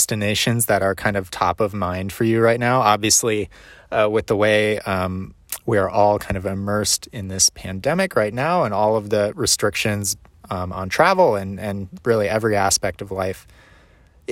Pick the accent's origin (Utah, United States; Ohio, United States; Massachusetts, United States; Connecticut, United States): Ohio, United States; growing up in Ohio and a part of Ohio that was very flat